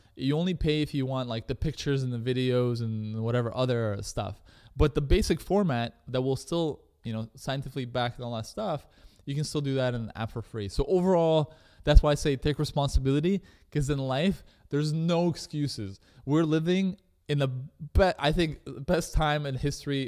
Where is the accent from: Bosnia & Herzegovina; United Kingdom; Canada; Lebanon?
Canada; I was growing up in Canada